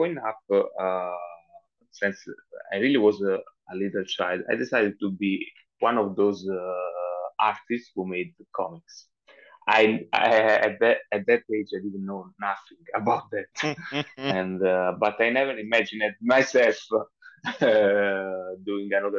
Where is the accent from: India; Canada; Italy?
Italy; Southern Italy; English is a second language; I'm from Italy, and I come from South Italy